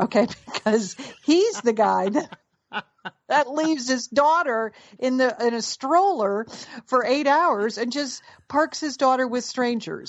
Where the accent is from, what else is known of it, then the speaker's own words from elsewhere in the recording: Connecticut, United States; our mother, who lived in Connecticut, where we grew up in Connecticut